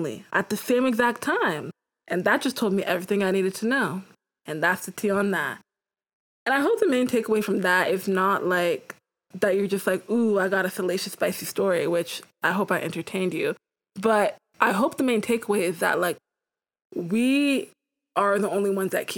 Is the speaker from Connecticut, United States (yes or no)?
no; Houston, Texas, United States; moved away; also born or lived in St. Louis, Missouri; I'm from Houston, Texas